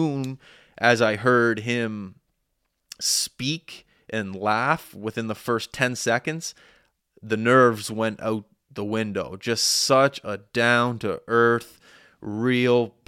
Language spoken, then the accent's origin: English; Halifax, Nova Scotia, Canada; I grew up in Clayton Park